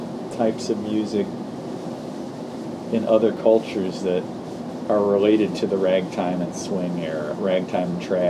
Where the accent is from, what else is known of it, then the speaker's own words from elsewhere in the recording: St. Louis, Missouri, United States; now in New Orleans, United States; I'm from St. Louis.